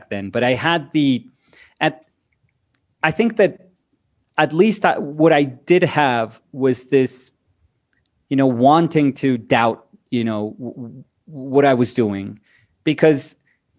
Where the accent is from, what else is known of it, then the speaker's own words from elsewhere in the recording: Colombia; moved away as an adult; also born or lived in New York, United States / Weehawken, New Jersey, United States / Bogota, Colombia; I'm from Colombia